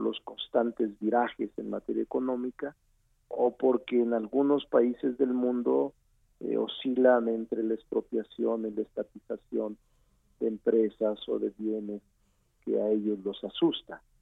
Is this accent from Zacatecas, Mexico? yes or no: yes; Fresnillo, Zacatecas, Mexico; now in Mexico City, Mexico; como regidor de mi pueblo. Eh, regidor de Fresnillo, Zacatecas.